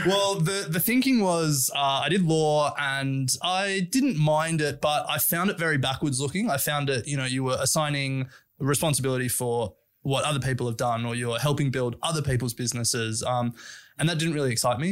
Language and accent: English; Sydney, New South Wales, Australia; also born or lived in Canberra; I grew up in Sydney